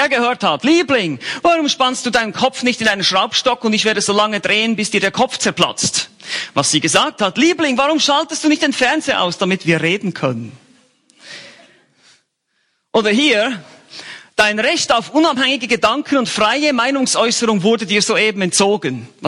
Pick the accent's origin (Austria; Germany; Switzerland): Switzerland; Bern; ich bin eigentlich ein Berner und Bernern wird nachgesagt in der Schweiz, dass sie ganz langsam sprechen